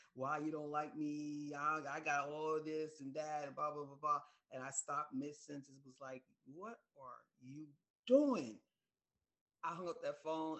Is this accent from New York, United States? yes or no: yes; New York, United States; I was raised in New York